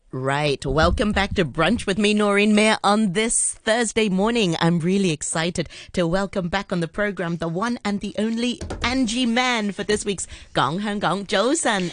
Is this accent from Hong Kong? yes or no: yes; Hong Kong; I grew up in Hong Kong, but, you know, going to an international school